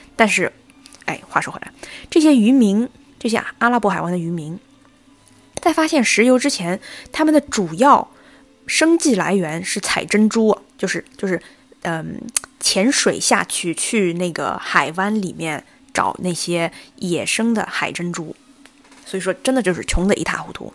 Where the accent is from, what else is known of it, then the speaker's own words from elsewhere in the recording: Hangzhou, Zhejiang, China; moved away as an adult; also born or lived in Qatar; 我的家乡杭州